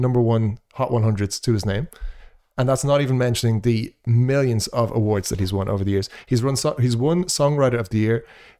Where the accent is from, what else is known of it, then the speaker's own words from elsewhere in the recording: Ireland; Sorry, when I say we, of course, I mean me being Irish.